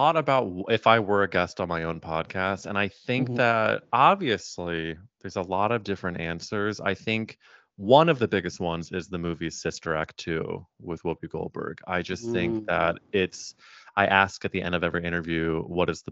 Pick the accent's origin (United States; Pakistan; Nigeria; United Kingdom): United States; Missouri; I'm growing up in Missouri where like I knew maybe one gay person